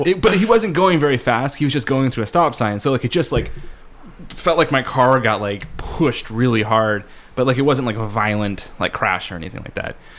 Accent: California, United States; now in Seattle, United States; I grew up in California where it's just like your summer is stark, zero clouds uh, zero wind, no breeze.

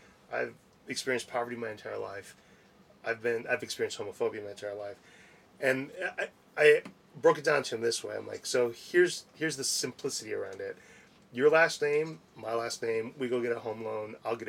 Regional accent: Wisconsin, United States; I came from Wisconsin, so anything outside of Wisconsin was

